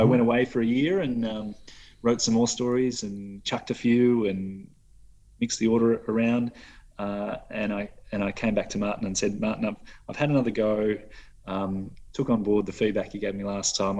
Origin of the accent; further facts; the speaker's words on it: Adelaide, South Australia, Australia; also born or lived in Sydney; I was born in Sydney, uh, oh, moved, okay. moved over to Adelaide when I was you know 12 months old